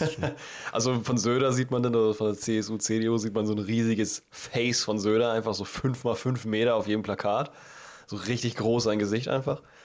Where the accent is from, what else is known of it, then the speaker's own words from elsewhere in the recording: Northern Germany, Germany; bei uns im Norden gibt es keinen Karneval oder Fasching